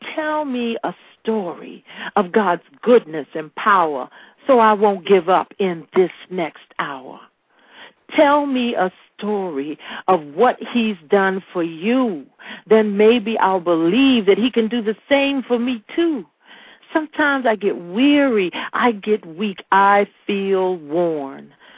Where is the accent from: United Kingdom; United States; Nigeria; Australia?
United States; Washington, District of Columbia; I'm from Anacostia, D.C.